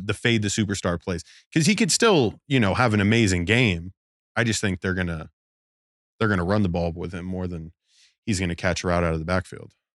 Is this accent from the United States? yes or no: yes; Las Vegas, Nevada, United States; growing up in Vegas